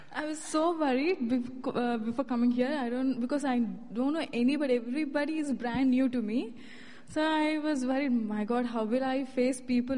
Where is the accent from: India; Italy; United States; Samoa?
India; moved away as an adult; I'm from India.